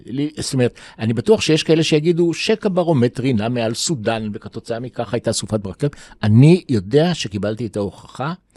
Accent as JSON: {"language": "Hebrew", "town": "Jerusalem", "region": "Jerusalem District", "country": "Israel", "tie": "born or raised there", "also_born_or_lived": "New York", "said": "נולדתי בירושלים, 47, בית חולים שערי צדק"}